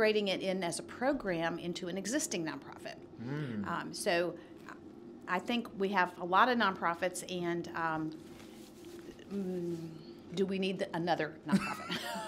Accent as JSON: {"language": "English", "town": "Nashville", "region": "Tennessee", "country": "United States", "tie": "born or raised there", "said": "I grew up here in Nashville and went to Hillsborough High School"}